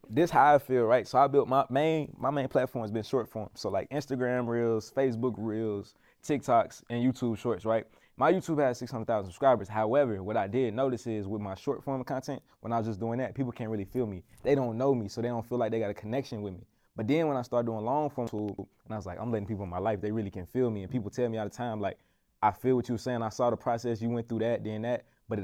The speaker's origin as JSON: {"language": "English", "region": "Arkansas", "country": "United States", "said": "I come from the country, like I come from Arkansas"}